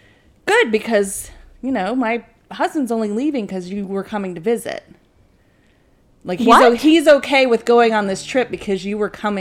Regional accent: Virginia, United States; moved away; I'm from Virginia.

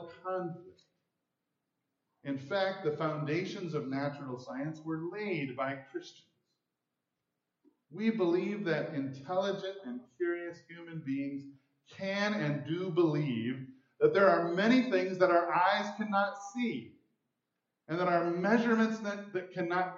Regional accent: Mount Pleasant, Michigan, United States; now in Grand Rapids, United States; I'm from Grand Rapids now, but I grew up in Mount Pleasant

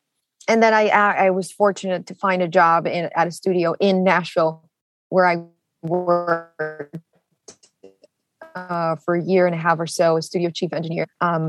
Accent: Bogota, Colombia; moved away as an adult; also born or lived in Santiago, Chile; now in United States; I am Colombian, born and raised.

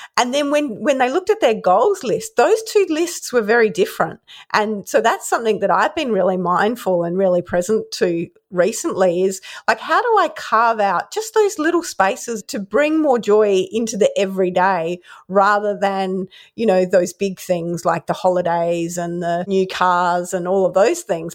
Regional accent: Adelaide, South Australia, Australia; Growing up in Adelaide

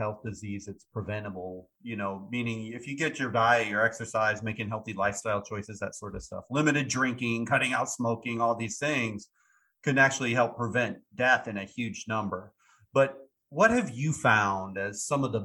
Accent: Iowa, United States; now in Florida, United States; I was born and raised in Iowa

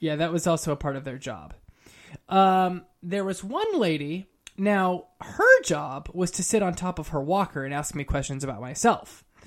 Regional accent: California, United States; also born or lived in Harlem, New York; now in New York, United States; I'm originally from California. I live in New York now

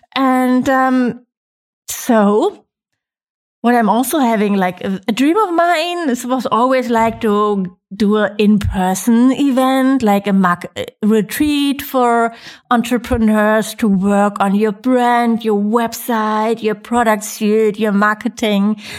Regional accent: Germany; moved away as an adult; now in Mallorca, Spain; I'm from Germany

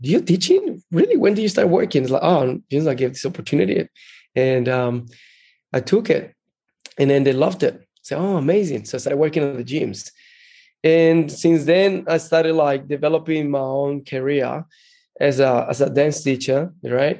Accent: Brazil; moved away as an adult; also born or lived in Colombia / Rio de Janeiro, Brazil; now in Australia; I was born in Colombia and then grew up in Brazil

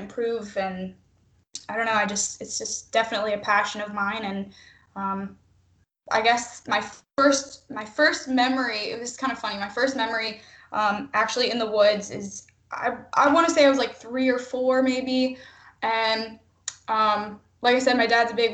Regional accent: Pennsylvania, United States; moved away as an adult; now in Missouri, United States; I am from Pennsylvania

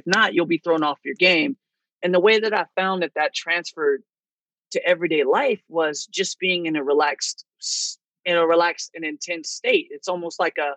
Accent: California, United States; moved away as an adult; now in Chicago, United States; I'm originally from California. Then I moved to Chicago a couple of years ago

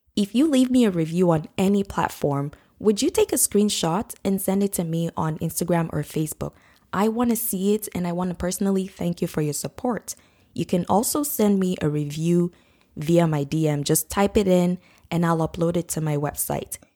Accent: Nigeria; now in North America; I grew up in Nigeria and we use the British spelling for mum

